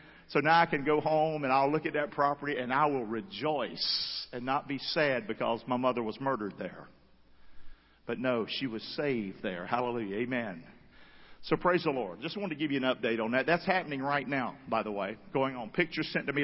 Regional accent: Rockingham, North Carolina, United States; That's the house I grew up in Rockingham, North Carolina

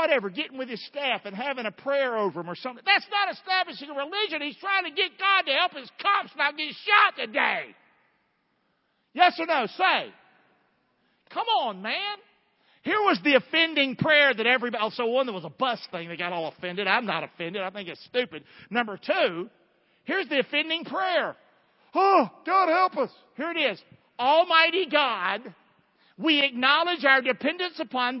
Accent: the South, United States; moved away; Growing up in the South, we didn't have Catholics. I'm telling you, as a Southerner

